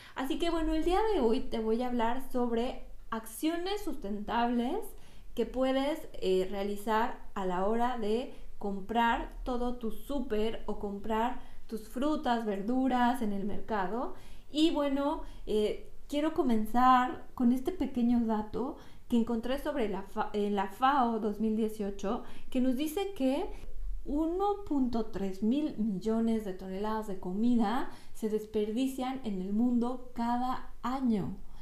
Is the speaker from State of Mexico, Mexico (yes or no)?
yes; Toluca, State of Mexico, Mexico; moved away; la ciudad de Toluca, de donde yo soy